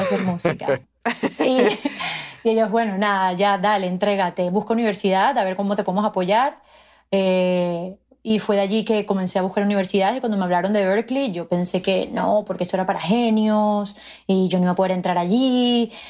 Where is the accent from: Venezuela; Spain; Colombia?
Venezuela; Margarita Island, Nueva Esparta; first language Spanish; moved away as an adult; now in New York, United States; somos muy afortunados de haber crecido en un lugar tan precioso